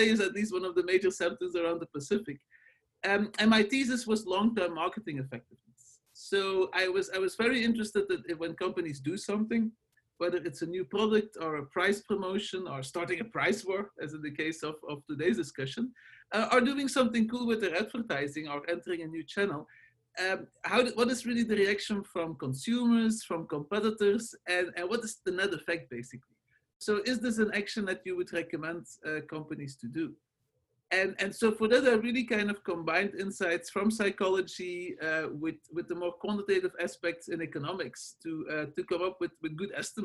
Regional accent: Belgium; English is a second language; moved away as an adult; also born or lived in Los Angeles, United States; now in United States; As you can hear from my accent and my name, I'm not originally from the States. I'm from Belgium, where I did the very classic training

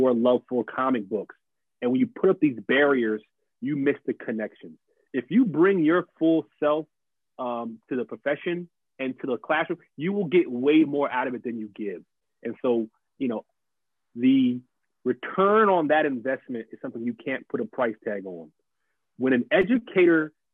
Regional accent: New Jersey, United States; moved away as an adult; now in Maryland, United States; I grew up in Jersey

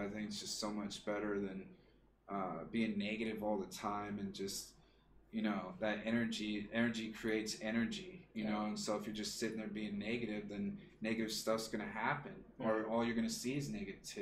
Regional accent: the South, United States; moved away; we're from the South

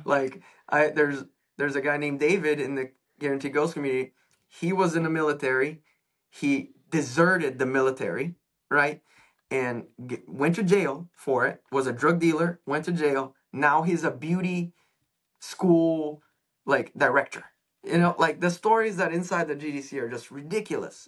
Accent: São Paulo, Brazil; moved away; I am from Brazil originally.

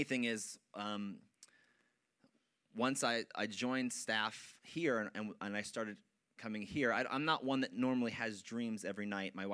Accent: Wyckoff, New Jersey, United States; the church that I grew up in Wyckoff. And I had attended that church for pretty much 15, 16 years

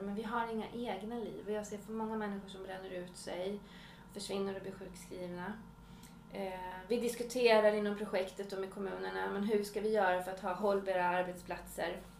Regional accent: Uppsala, Uppsala County, Sweden; also born or lived in Swedish inland (Norrland); now in Swedish inland, Sweden; jag kommer ju från Uppsala, har ju flyttat hit för att jag vill ha lugn och ro

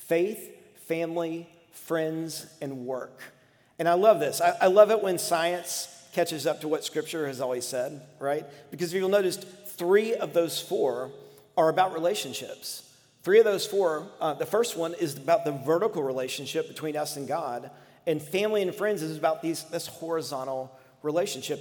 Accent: United States; American Christians

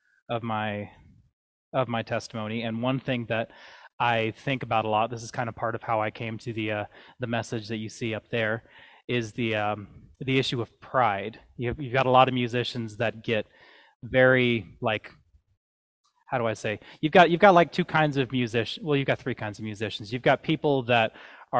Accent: the South, United States; moved away; I grew up in the South

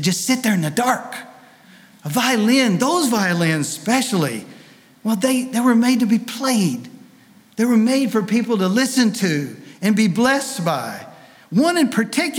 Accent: Tennessee, United States; I'm not from France. I'm from Tennessee

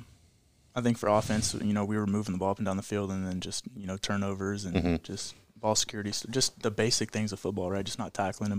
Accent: Portland, Oregon, United States; moved away; I'm from Portland

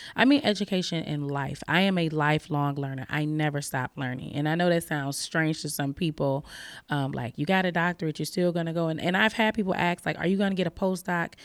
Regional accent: Chicago, Illinois, United States; also born or lived in Albany, Oregon; now in Oregon, United States; I am originally from Chicago. I'm from the west side of Chicago, inner city

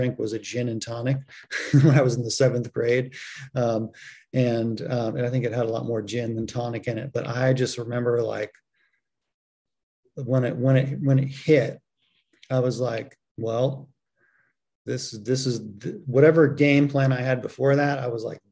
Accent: San Francisco Bay Area, California, United States; I grew up in the San Francisco Bay Area

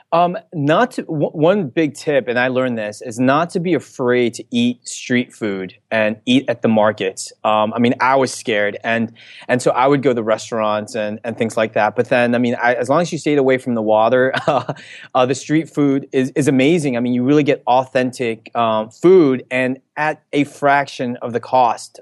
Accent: Elizabeth, New Jersey, United States; I grew up in Elizabeth, New Jersey

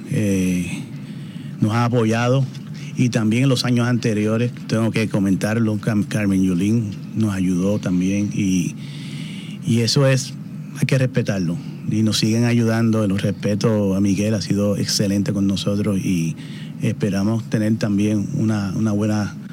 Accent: Puerto Rico; Eso es así, soy boricua, boricua 100%.

